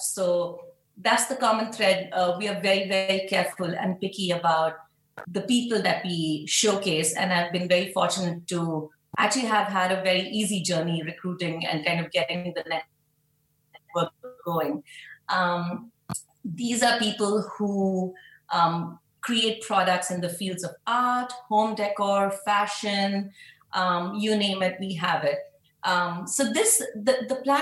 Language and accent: English; Mumbai, Maharashtra, India; moved away as an adult; now in New York City, United States; I was born and brought up in Mumbai, India, and I've been in New York City for the past 14 years.